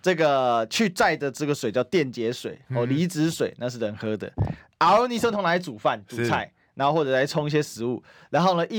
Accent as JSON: {"language": "Chinese", "region": "Kaohsiung", "country": "Taiwan", "said": "其实这是我们高雄人的痛啊，是啊，就是都要载水啊。"}